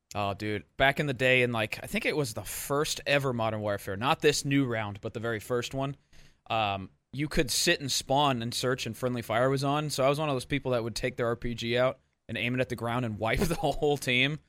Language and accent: English; Missouri, United States; growing up in Missouri